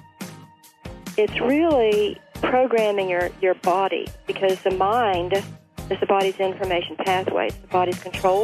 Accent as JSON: {"language": "English", "town": "Ashland", "region": "Kentucky", "country": "United States", "moved": "yes", "lives_now": "Leipers Fork, United States", "said": "In my pocket of the world, Appalachia, I'm from Ashland, Kentucky"}